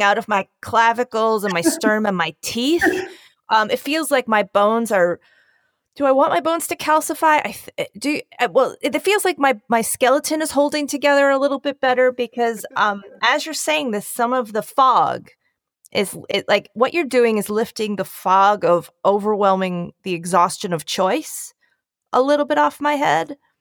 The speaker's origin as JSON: {"language": "English", "area": "Bucks County", "region": "Pennsylvania", "country": "United States", "also_born_or_lived": "Northeast Philadelphia", "moved": "yes", "lives_now": "New York City, United States", "said": "I am from Bucks County, Pennsylvania"}